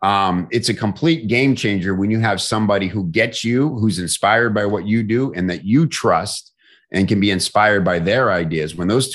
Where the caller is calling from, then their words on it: St. Petersburg, Florida, United States; I'm in St. Petersburg, Florida.